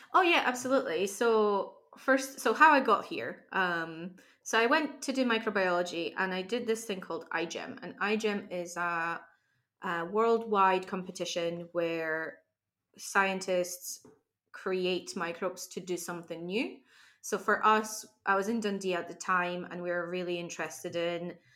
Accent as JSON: {"language": "English", "country": "Poland", "second_language": "English", "moved": "yes", "lives_now": "Glasgow, United Kingdom", "said": "I come from Poland"}